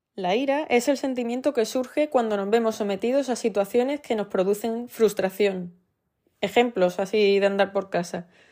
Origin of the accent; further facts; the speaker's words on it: Andalusia, Spain; en Andalucía, que es de donde soy